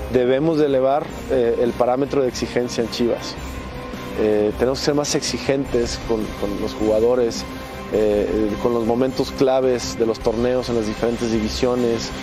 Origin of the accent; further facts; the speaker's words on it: Mexico; como mexicanos